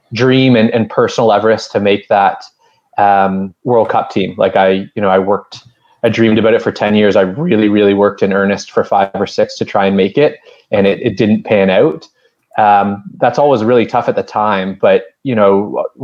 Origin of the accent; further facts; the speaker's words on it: Calgary, Alberta, Canada; also born or lived in Toronto; I grew up in Calgary, close to the Rockies